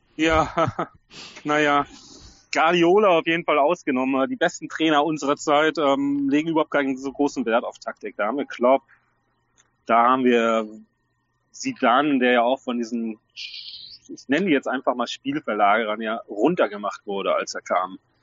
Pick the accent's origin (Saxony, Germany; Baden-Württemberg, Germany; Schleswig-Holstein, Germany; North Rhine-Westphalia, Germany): North Rhine-Westphalia, Germany; ich bin Westfale